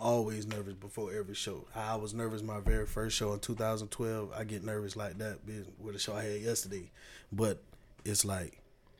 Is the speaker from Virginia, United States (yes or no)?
no; Tampa, Florida, United States; also born or lived in Miami; I was born in Miami. I was raised in Tampa. We moved up here after Hurricane Andrew tore that shit up down there in the early 90s. So I always say, you know, I'm from Tampa. This is what I know.